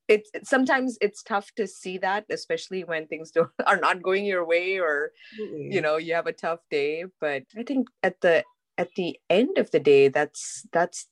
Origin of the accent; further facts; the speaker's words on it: India; now in United States; growing up in India